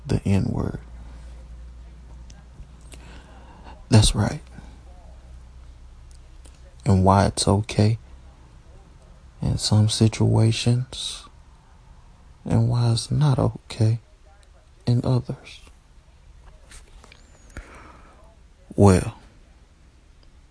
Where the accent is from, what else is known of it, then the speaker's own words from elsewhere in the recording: United States; I was born in America. I'm an American